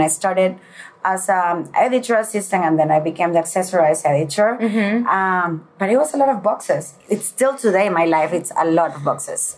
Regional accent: Puerto La Cruz, Anzoátegui, Venezuela; moved away; also born or lived in Caracas, Venezuela / Milan, Italy / Spain; when I was nine years old, I moved to Puerto La Cruz

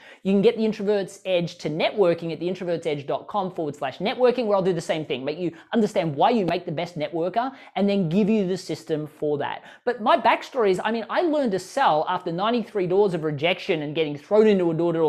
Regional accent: Australia; now in United States; I moved from Australia to the US. That was terrifying.

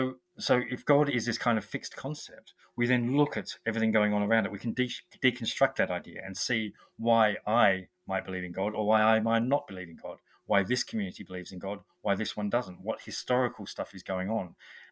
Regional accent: Australia; now in England, United Kingdom; I'm Australian, I live in England

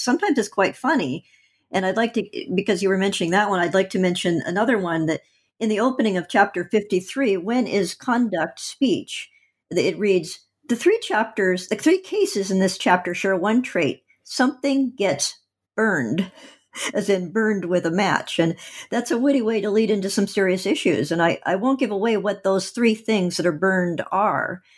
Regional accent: Oregon, United States; I'm from Oregon

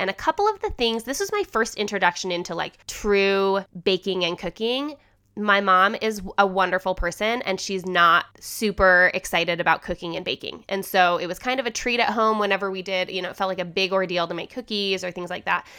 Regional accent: Holladay, Utah, United States; also born or lived in Salt Lake City, Utah; I'm still in Salt Lake City and I drive past a lot of things that I knew as a you know, I grew up here

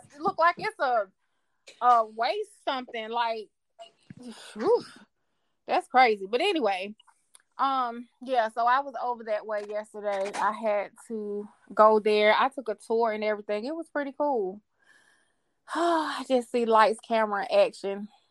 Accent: Atlanta, Georgia, United States; I'm from Atlanta. I worked in the clubs.

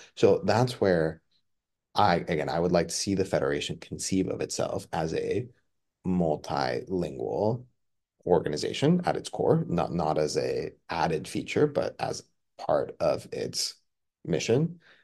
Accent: Mexico; now in United States; I was born and raised in Mexico. I, I immigrated to the United States.

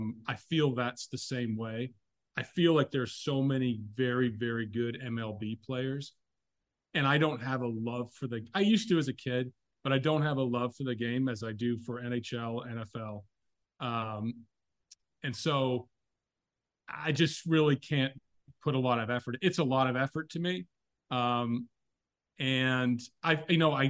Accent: Oshawa, Ontario, Canada; I was born in Oshawa in Canada, Ontario.

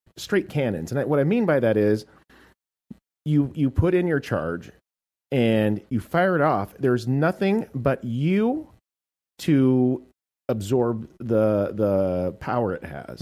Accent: United States; I'm American.

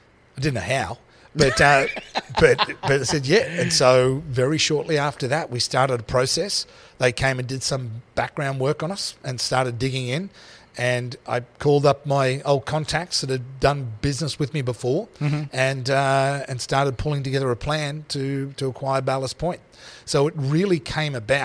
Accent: Australia; moved away; I'm Australian.

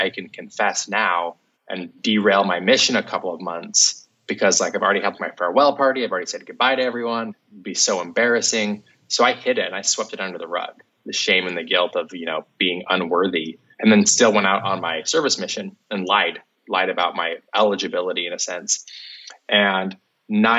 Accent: Salt Lake City, Utah, United States; I grew up in Salt Lake City, Utah, and grew up on the east side

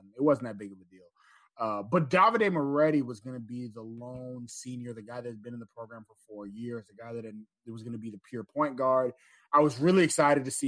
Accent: Houston, Texas, United States; I grew up in Houston.

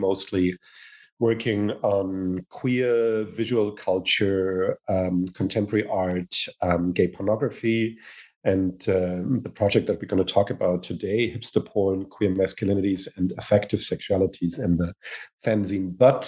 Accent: Hamburg, Germany; born or raised there; moved away as an adult; also born or lived in United States

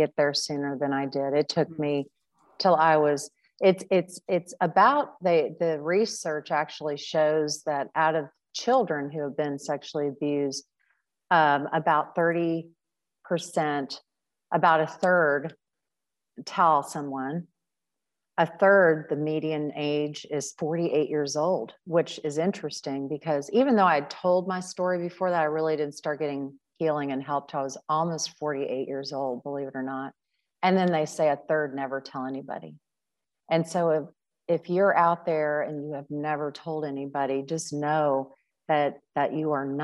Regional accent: Cincinnati, Ohio, United States; one of my like brother figures that I grew up with in Cincinnati

